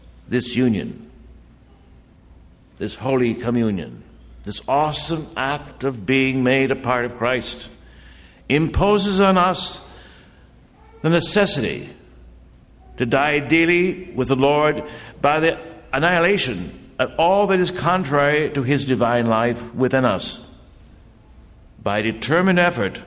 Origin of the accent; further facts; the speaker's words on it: Bad Axe, Michigan, United States; I hail from Bad Axe, Michigan, which is in the thumb of Michigan.